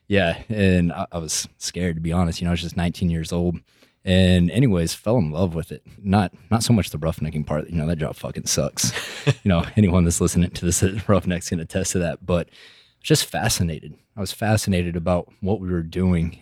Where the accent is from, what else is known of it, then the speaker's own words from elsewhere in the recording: Midland, Texas, United States; I'm from Midland, Texas originally. I'm from the Permian Basin right in the middle of it, and I feel like graduating high school out of Midland